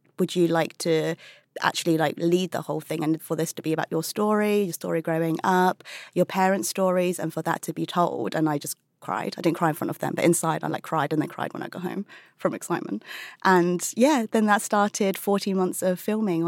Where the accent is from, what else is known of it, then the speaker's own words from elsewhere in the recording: United Kingdom; being British-born Chinese